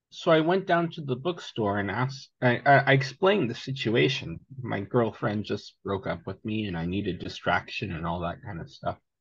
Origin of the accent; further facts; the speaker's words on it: Seattle area, Vashon Island, Washington, United States; also born or lived in Greece; I grew up in the Seattle area, uh, Vashon Island specifically, homeschooled